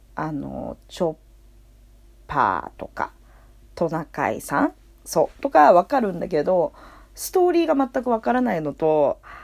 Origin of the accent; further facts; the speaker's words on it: Tokyo, Japan; 生まれも育ちも東京